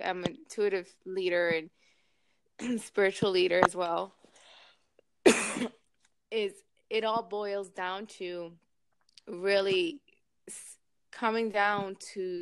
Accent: New York, United States; now in Miami, United States; I live in Miami. I'm from New York originally

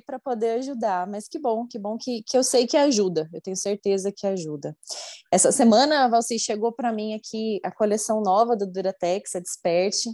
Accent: Curitiba, Paraná, Brazil; moved away as an adult; now in Uberlândia, Brazil; Vivi minha vida inteira em Curitiba, que é muito frio. Aí agora moro aqui

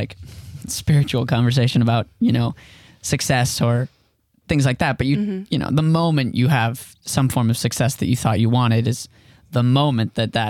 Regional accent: West Palm Beach, Florida, United States; also born or lived in Bryn Mawr, Pennsylvania; I'm from West Palm Beach, Florida is where I grew up. I was born in Bryn Mawr, Pennsylvania, but we quickly moved to West Palm when I was young.

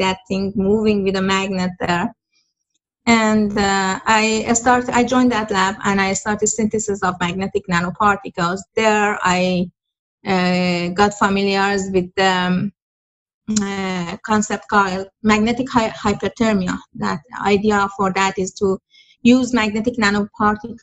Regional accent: Iran; moved away as an adult; now in United States; I'm from Iran

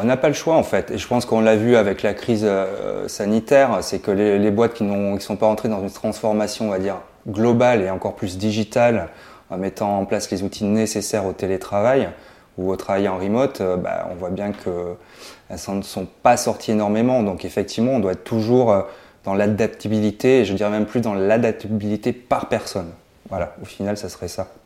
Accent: Toulouse, Occitania, France; je suis toulousain.

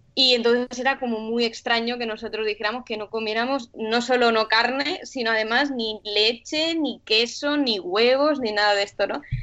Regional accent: Sant Boi de Llobregat, Catalonia, Spain; moved away as an adult; Somos los dos de San Boy de Llobregat, que ah, es pueblo al lado de Barcelona

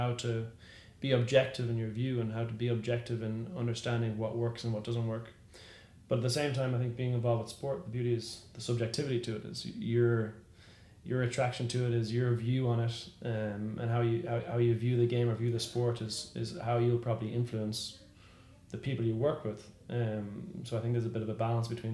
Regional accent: Ireland; moved away as an adult; also born or lived in Dublin, Ireland; now in San Francisco, United States; growing up in Ireland, is all you wanted to do was to become some sort of athlete

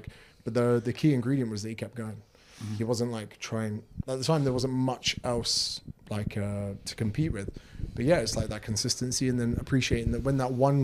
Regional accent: Windsor, South East England, United Kingdom; moved away as an adult; now in Australia; in the UK, there's like an area called Windsor

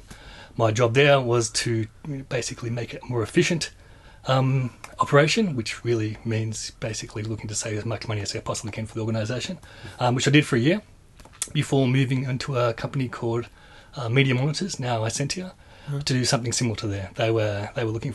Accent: Newcastle, New South Wales, Australia; moved away as an adult; also born or lived in Wagga Wagga / Sydney; now in Adelaide, Australia; I grew up in Newcastle, and that's a bit of a mining town

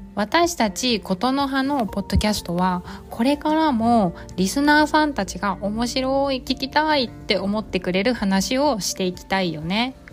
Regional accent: Japan; 私たち日本人

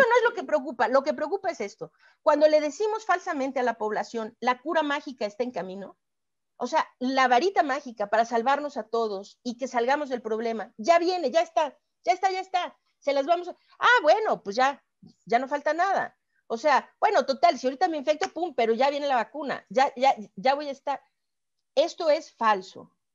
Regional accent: Mexico; como mexicana

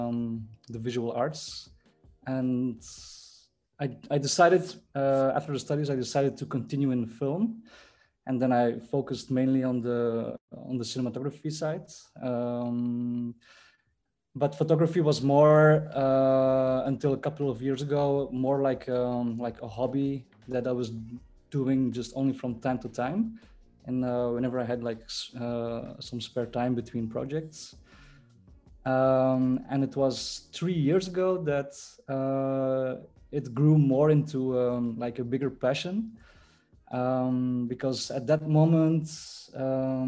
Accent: Belgium; also born or lived in South Korea; I was born in 87 in Korea, actually, but then I was adopted to Belgium when I was 4 months old. So I've been living my whole life in Belgium

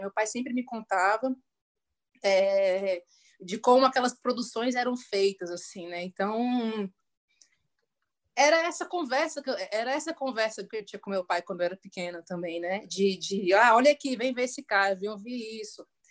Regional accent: Brasília, Federal District, Brazil; sou brasiliense

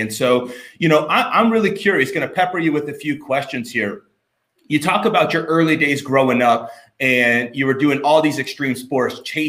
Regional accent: Port St. Lucie, Florida, United States; I'm from Port St. Lucie, Florida.

